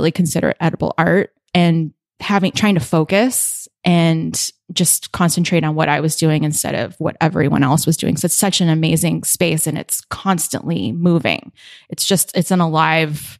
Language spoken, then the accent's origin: English; Honolulu, Hawaii, United States; moved away as an adult; also born or lived in Southern California; now in San Francisco, United States; I grew up in Hawaii, in Honolulu. Born and raised, I lived in Southern California for a few years, and then we moved back when I was in late elementary school